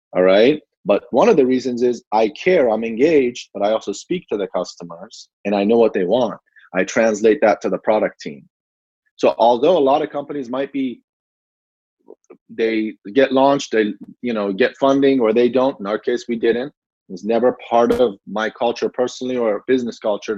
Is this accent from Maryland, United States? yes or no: yes; Gaithersburg, Maryland, United States; also born or lived in Iran; I grew up in Gaithersburg, Maryland, not too far from DC